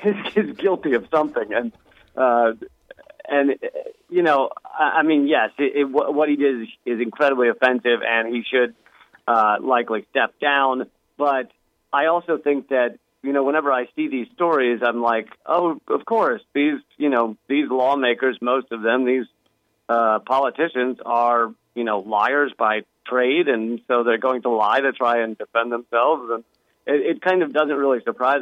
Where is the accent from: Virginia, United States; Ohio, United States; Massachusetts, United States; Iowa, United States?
Virginia, United States; Richmond; growing up in Richmond